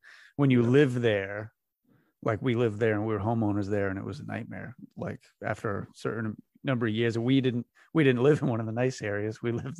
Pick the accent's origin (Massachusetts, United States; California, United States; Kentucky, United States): Massachusetts, United States; Westport; also born or lived in Fall River; now in Bourne, United States; I grew up in Westport